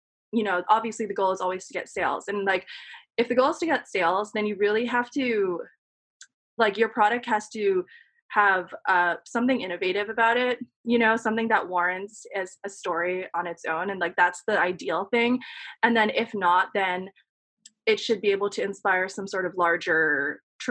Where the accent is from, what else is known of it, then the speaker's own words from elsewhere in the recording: New York City, New York, United States; I grew up in Queens and was able to commute in and out to intern at these magazines or go to NYU